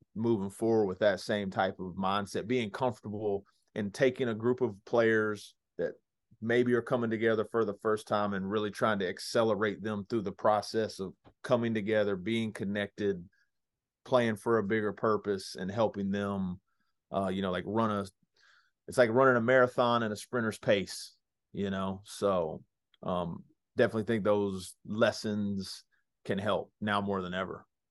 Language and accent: English; Dallas, Texas, United States; growing up in the Dallas Metroplex area